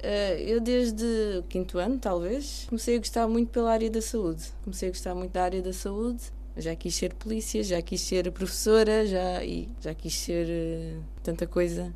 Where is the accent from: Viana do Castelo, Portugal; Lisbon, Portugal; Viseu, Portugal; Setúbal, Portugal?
Setúbal, Portugal; Almada; eu cresci, nasci e cresci em Almada, no bairro do Raposo